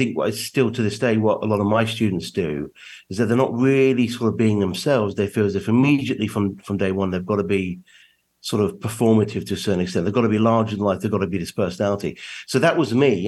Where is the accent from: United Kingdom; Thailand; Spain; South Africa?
United Kingdom; England; moved away as an adult; also born or lived in New York, United States; now in West Virginia, United States; I was born in England and raised there.